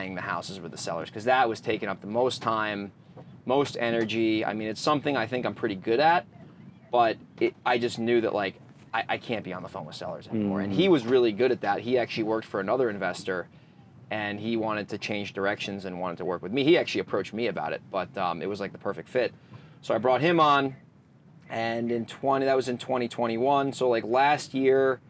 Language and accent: English; Northeast, United States; now in San Diego, United States; being from the Northeast